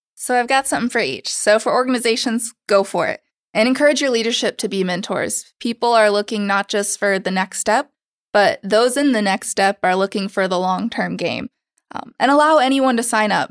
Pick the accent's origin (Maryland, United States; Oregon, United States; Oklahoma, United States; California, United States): Oklahoma, United States; now in New York City, United States; I'm from Oklahoma